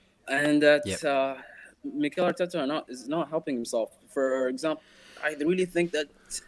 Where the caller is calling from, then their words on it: Dubai, United Arab Emirates; I'm joining you from the UAE, Dubai.